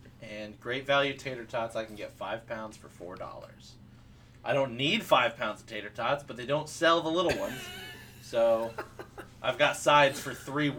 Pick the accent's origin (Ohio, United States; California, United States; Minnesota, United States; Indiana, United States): Indiana, United States; Wabash; now in near Nashville, United States; I came from Wabash, Indiana, where it's actual small-town people struggling.